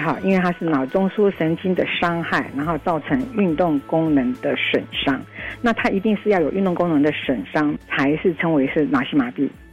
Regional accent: Taiwan; 我们台湾人民都应该珍惜我们的台湾

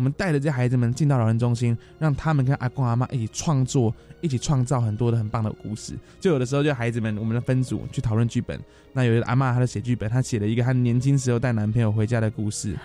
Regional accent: Taipei, Taiwan; 我们从小在大稻城出生，在这边长大，在这边学坏，后来也选择在这个地方创业

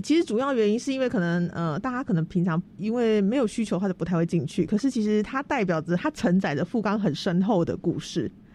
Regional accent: Tainan, Taiwan; 我是台南人，然后我念文化资产保存的

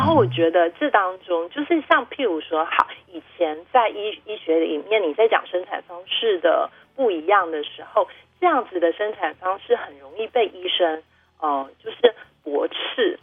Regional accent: Wushe mountains, Nantou County, Taiwan; 我本来觉得在家里出生是因为我们那时候住在雾社山上

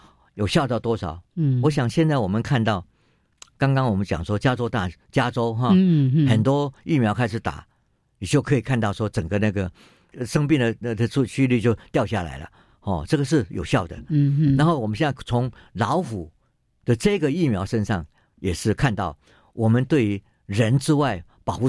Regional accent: Qishan, Kaohsiung, Taiwan; 我我我是岐山长大的，

